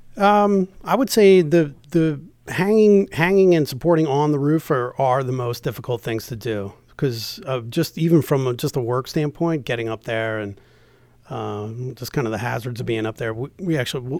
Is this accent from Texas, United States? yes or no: no; New Jersey, United States; moved away as an adult; also born or lived in Delaware / Baltimore, Maryland; now in Maryland, United States; I'm originally from New Jersey